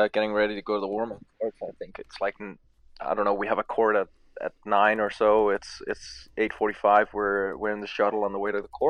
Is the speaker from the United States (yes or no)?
no; Denmark; moved away; I'm from Scandinavia, where it doesn't really get close to any of those temperatures